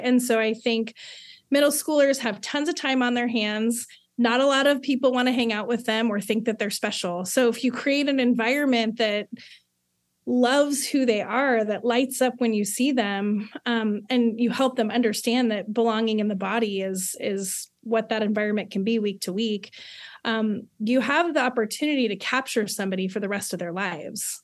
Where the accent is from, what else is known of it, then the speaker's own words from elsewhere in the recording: Southern California, United States; born and raised in Southern California